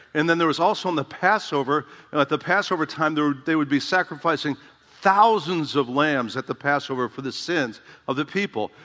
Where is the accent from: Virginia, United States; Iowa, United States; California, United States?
Iowa, United States; Dubuque; trained at Emmaus Bible College in my hometown